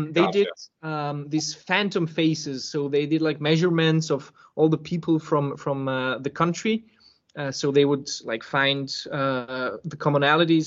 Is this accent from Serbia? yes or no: yes; Serbia; I was born in Serbia